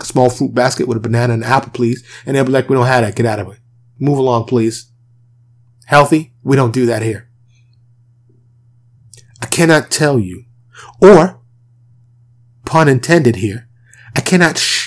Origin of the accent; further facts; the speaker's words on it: New York City, New York, United States; now in Dallas, United States; I'm born and raised in New York, I live in the suburb of Dallas, Texas